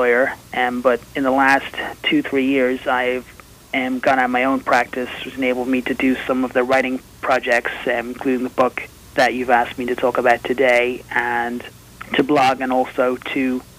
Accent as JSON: {"language": "English", "town": "Dublin", "region": "Leinster", "country": "Ireland", "tie": "born or raised there", "moved": "as an adult", "lives_now": "Buffalo, United States", "said": "I am Irish. The accent, I'm told, hasn't traveled as well. I was born in Dublin, Ireland. I lived there until 2001 when I was about 25."}